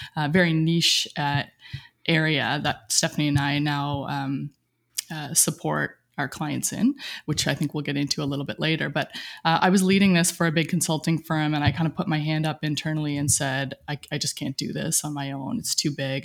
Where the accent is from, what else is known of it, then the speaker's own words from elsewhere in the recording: Cape Breton, Nova Scotia, Canada; moved away as an adult; Grew up in a small, uh, rural town. I can't even call it a town, maybe a village in, uh, Cape Breton, Nova Scotia, right on the ocean